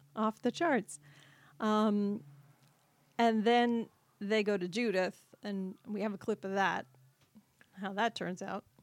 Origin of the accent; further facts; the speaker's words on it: New England, United States; moved away; I'm originally from New England